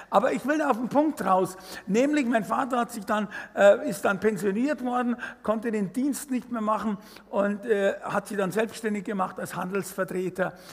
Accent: Fürstenfeldbruck, Bavaria, Germany; Okay, also ich bin aufgewachsen in Fürstenverbruck, das ist so 20 Kilometer westlich von München, zwischen Augsburg und München.

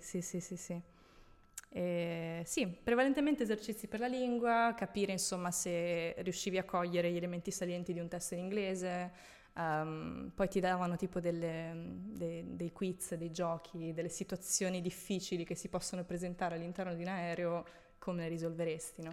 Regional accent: Italy; moved away as an adult; also born or lived in Rome, Italy / Tuscany / Veneto / Dubai; now in Milan, Italy; sono nata a Roma, okay. sono cresciuta in Toscana, in Veneto

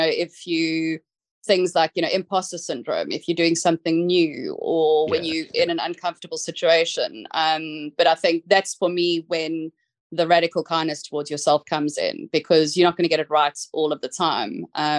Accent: South Africa; accent: South African; I'm going to say it in my South African accent, which might throw some people off

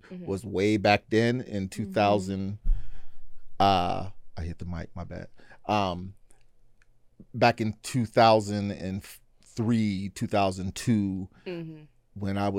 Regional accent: Pittsburgh, Pennsylvania, United States; now in Oregon, United States; So I moved from Pennsylvania.

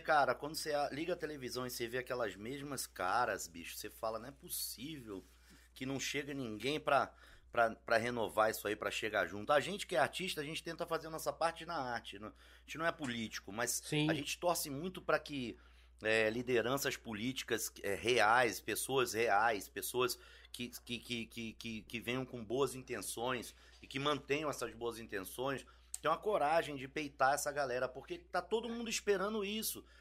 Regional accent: Brasília, Federal District, Brazil; moved away as an adult; also born or lived in Rio de Janeiro; now in São Paulo, Brazil; Nasci em 74 no Rio, fui em 85 para Brasília, Aí fiquei de 85 a 2002 em Brasília

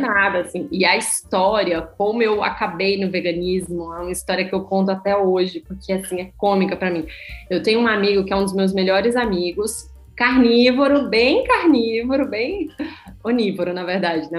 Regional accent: interior of Paraíba, Brazil; moved away as an adult; also born or lived in São Paulo; now in Portugal; na cidade onde eu nasci, no interior da Paraíba

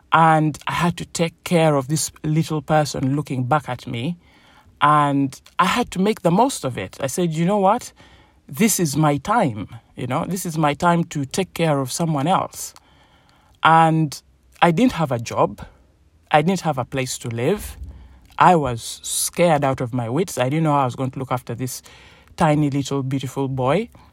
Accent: Uganda; also born or lived in England; now in United Kingdom; I was born in Uganda, a place in Africa, in East Africa, beautiful country, um, tropical weather and my family moved over to the United Kingdom, to England. And so when my mom died, I moved over as well.

